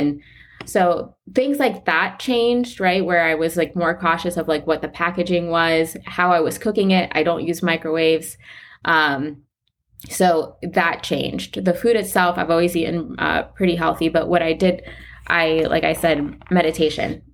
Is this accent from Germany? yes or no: no; Weston, Florida, United States; I grew up in South Florida. One of the ta-, like, the town I'm from is Weston